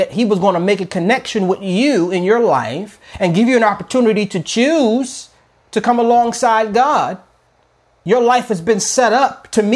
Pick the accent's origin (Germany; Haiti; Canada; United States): United States; I'm an American, but I'm a Christian first. Like, you know, I'm African-American